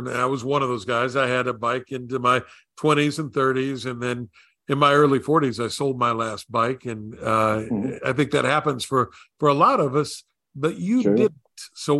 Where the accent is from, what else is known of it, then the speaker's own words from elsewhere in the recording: Southern West Virginia, United States; moved away; growing up in Appalachia like we did in those mountains, yeah. having wheels meant freedom. And if you didn't have that, you know, there was no subway system through greater Southern West Virginia. You know, no public transit there.